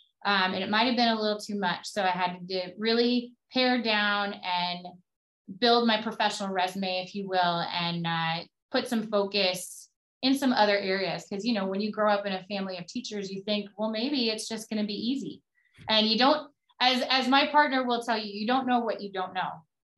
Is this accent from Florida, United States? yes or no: no; Crystal Lake, Illinois, United States; also born or lived in Woodstock, Illinois; Well, I grew up in Crystal Lake, Illinois, which is northwest of Chicago by about 50 miles. I was born just down the street in Woodstock. It was the nearest hospital.